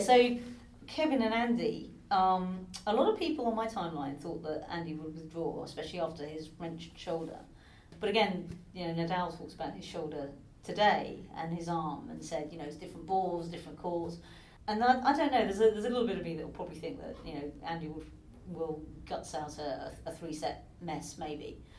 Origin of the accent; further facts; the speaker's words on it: United Kingdom; even being a Brit